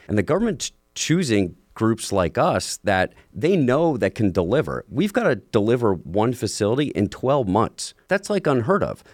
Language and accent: English; New York, United States; I grew up in New York